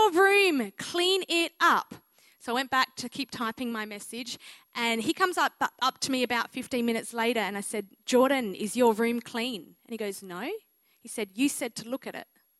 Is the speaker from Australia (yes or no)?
yes; Mildura, Victoria, Australia; I am a country girl at heart. I grew up in Mildura, Victoria